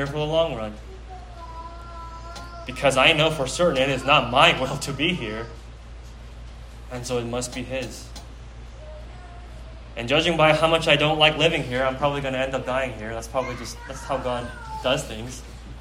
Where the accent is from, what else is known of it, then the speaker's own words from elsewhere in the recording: Pleasanton, California, United States; I grew up in Pleasanton, okay? My hometown is P-Town